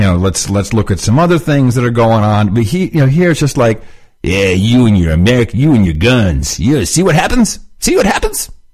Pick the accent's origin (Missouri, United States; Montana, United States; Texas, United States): Texas, United States; moved away; we're from Texas